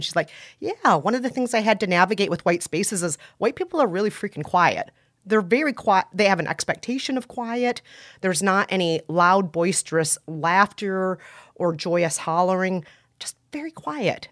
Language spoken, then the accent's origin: English; Minnesota, United States; I was, uh, raised in a very white part of Minnesota